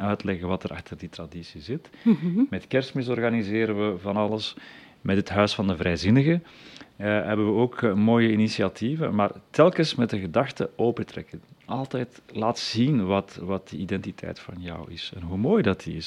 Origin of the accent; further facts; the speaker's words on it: the Leuven area, Flanders, Belgium; bij ons in het Leuvense